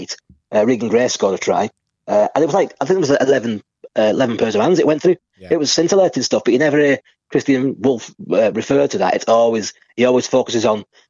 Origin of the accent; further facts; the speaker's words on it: St Helens, North West England, United Kingdom; it was my hometown